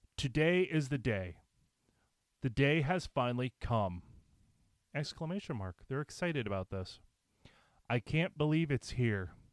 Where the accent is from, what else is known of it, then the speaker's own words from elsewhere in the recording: United States; as an American